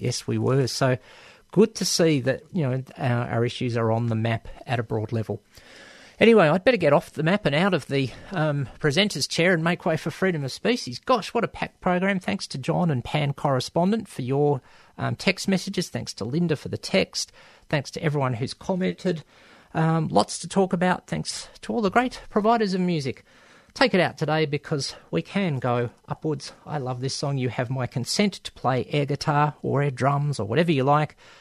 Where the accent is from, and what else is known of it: Melbourne, Victoria, Australia; born or raised there